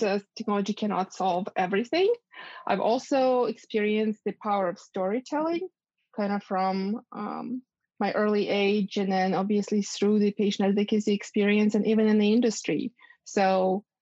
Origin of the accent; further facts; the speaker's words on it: Ukraine; moved away as an adult; also born or lived in Boston, United States; now in United States; growing up in Ukraine